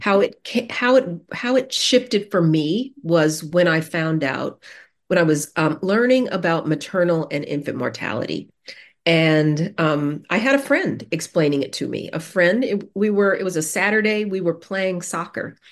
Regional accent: Denver, Colorado, United States; I grew up in Denver, the Mile High City

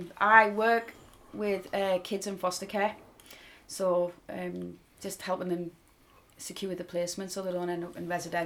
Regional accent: Peterlee, North East England, United Kingdom; moved away as an adult; now in Brisbane, Australia; I'm actually from Peterlee.

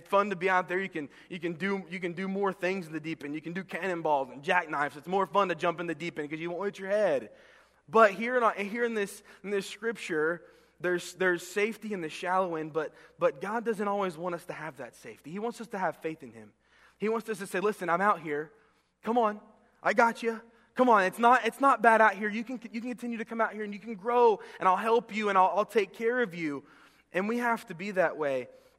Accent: Florida, United States; also born or lived in Texas; I remember growing up as a kid and growing up in Florida and Texas, where it was really hot

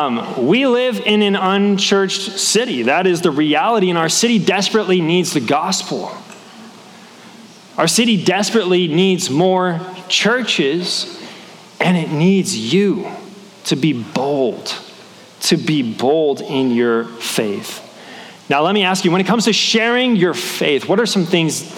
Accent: Portland, Oregon, United States; now in Boise, United States; Portland is my hometown

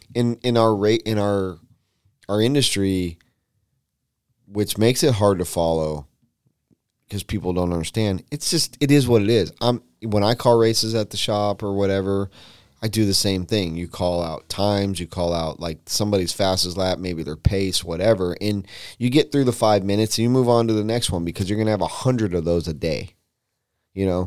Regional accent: West Coast, United States; moved away; I grew up on the West Coast

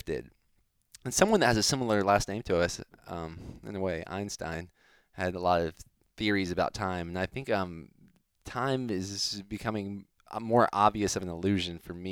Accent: Miami, Florida, United States; where I was born in Miami

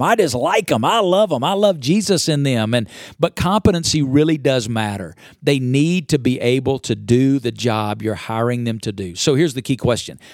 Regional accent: Alabama, United States; now in Las Vegas, United States; I grew up in Alabama. I now live in Las Vegas, Nevada.

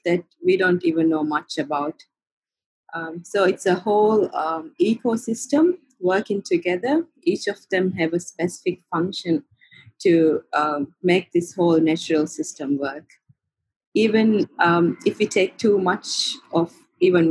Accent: Maldives; I was born in the Maldives and grew up here

